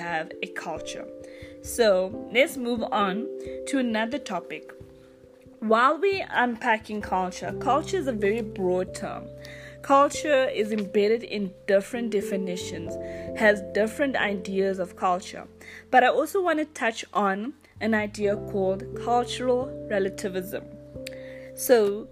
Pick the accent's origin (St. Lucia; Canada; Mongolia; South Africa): South Africa; I am from South Africa